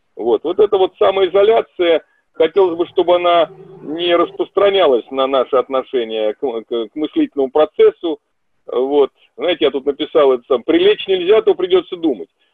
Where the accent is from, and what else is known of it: Russia